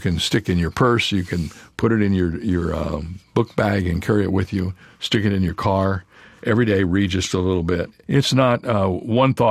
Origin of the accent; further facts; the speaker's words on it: Indiana and Ohio, Midwest, United States; I grew up in Indiana and Ohio